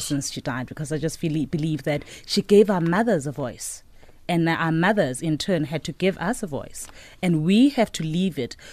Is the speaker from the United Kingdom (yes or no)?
no; Johannesburg, Gauteng, South Africa; Alex. Grew up in Second Avenue